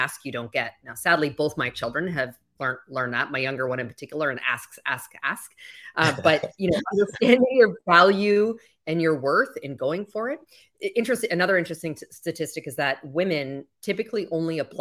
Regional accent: Canada; moved away as an adult; now in Miami, United States; You might hear a slight accent. I'm originally from Canada.

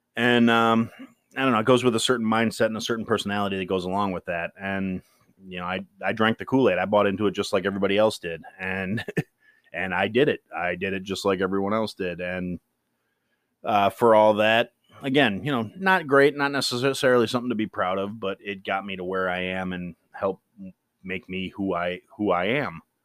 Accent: Kenosha, Wisconsin, United States; moved away; I am from Kenosha, Wisconsin. That's a small town in the southeast corner of Wisconsin

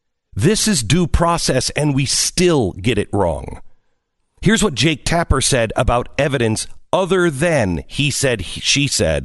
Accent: Seattle, Washington, United States; I grew up in the Seattle area.

